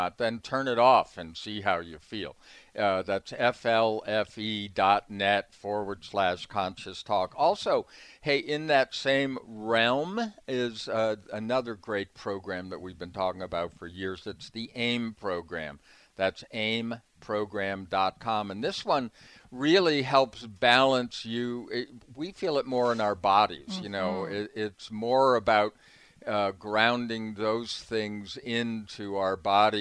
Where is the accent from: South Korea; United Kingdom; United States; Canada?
United States; East Coast; moved away; I pronounce Aloha funny, like, because I'm from the East Coast